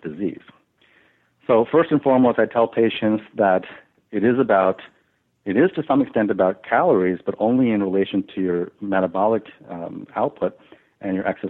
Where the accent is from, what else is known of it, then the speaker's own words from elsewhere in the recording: Long Island, New York, United States; I was born and raised in Long Island